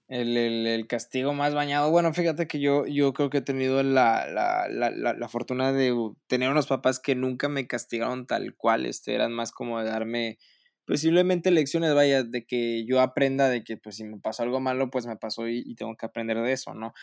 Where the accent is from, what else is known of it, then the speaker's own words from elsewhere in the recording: Monterrey, Nuevo León, Mexico; siendo regio